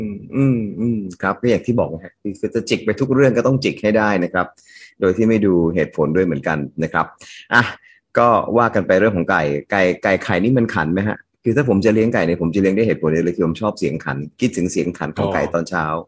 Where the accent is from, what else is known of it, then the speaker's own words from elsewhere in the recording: Bangkok, Thailand; เราก็เป็นคนกทมนะ